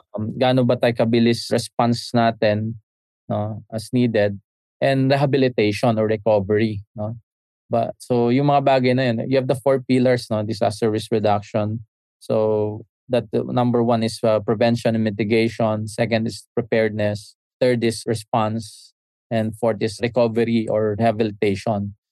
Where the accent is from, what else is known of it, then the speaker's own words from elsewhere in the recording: Isabela, Cagayan Valley, Philippines; now in Manila, Philippines; sa amin sa sa region to noon sa Isabela